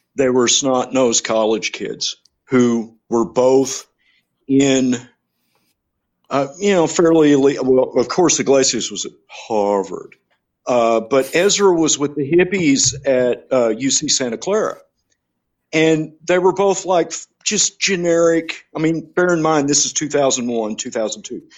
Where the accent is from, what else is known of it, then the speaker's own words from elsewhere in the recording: England, United Kingdom; I'm English